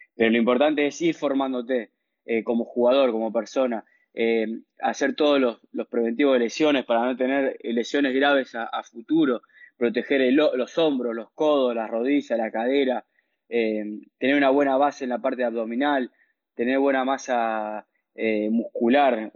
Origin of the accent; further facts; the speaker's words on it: Venado Tuerto, Santa Fe, Argentina; also born or lived in Rufino / Rosario; nací en Rufino, un pueblo de 15.000, 20.000 habitantes. Eh, a los dos nació mi hermano, que nos llevamos dos años de diferencia. Eh, a los tres años míos nos fuimos a vivir a Venado Tuerto por trabajo mi papá, que él empezó a dar clases de tenis ahí en Venado Tuerto. Empecé a crecer en Venado